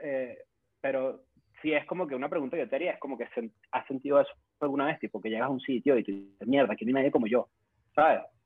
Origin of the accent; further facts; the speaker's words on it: Caracas, Capital District, Venezuela; accent: caraqueño; en mi dialecto caraqueño